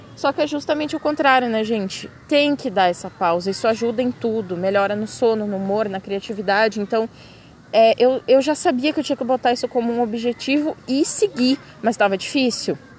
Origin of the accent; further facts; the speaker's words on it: Brazil; accent: Brazilian; moved away as an adult; o meu sotaque é muito forte então tem várias palavras de inglês que eu acabo falando errado, porque eu quero falar uma coisa meio abrasileirada